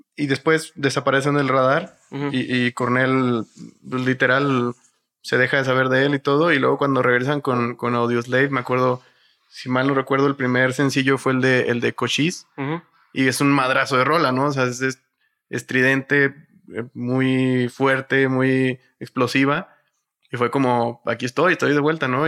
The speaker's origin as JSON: {"language": "Spanish", "town": "Matamoros", "region": "Tamaulipas", "country": "Mexico", "moved": "yes", "said": "Yo soy de Matamoros, Tamaulipas, eh, pero mi abuelo y mucha de mi familia es de acá, de, de el Estado de México"}